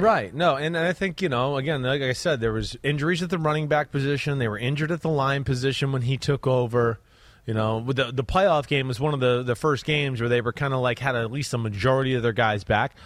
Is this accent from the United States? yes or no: yes; New Jersey, United States; moved away; I'm from Jersey